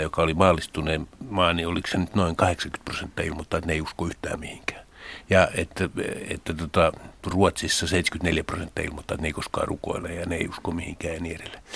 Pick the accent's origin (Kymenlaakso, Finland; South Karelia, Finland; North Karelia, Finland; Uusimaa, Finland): Uusimaa, Finland; Helsinki; mä oon Helsingistä pääkaupunkiseudulta